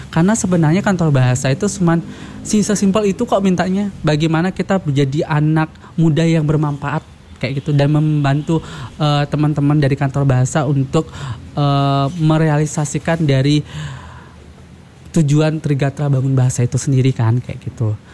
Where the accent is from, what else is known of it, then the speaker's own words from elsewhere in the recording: West Nusa Tenggara, Indonesia; first language Sasak; Eh, iya, dari aku dari Lombok. Aku nah, dari Lombok.